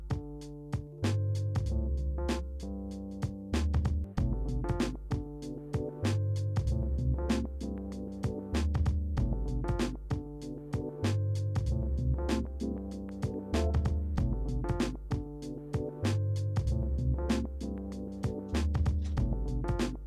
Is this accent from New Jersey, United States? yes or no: no; Wenatchee, Washington, United States; we're from Wenatchee, Washington.